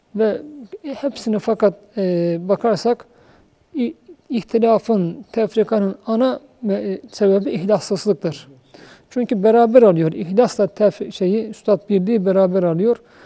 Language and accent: Turkish; Uşak, Uşak Province, Turkey; Ben Uşaklıyım. Bizim Uşak'ın e, şeyleri çok odun kestim